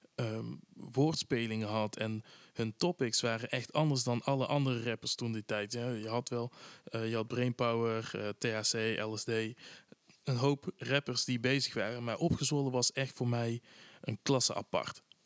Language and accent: Dutch; Tilburg, North Brabant, Netherlands; ik kom ook uit Tilburg